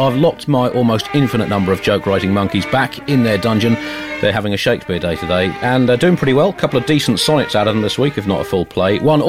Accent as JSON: {"language": "English", "country": "United Kingdom", "said": "given the slight imperial baggage that I have as a British person in India"}